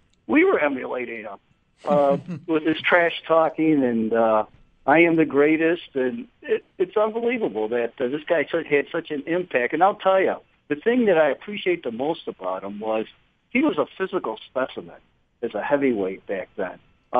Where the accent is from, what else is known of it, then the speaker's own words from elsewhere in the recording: Buffalo, New York, United States; I grew up in the Buffalo area